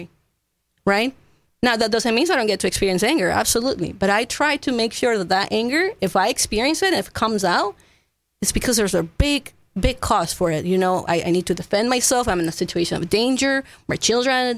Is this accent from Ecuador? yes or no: yes; Ecuador; English is a second language; also born or lived in Florida / Fredericksburg, Texas; now in Kerrville, United States; I'm not from here. I was born and raised in Ecuador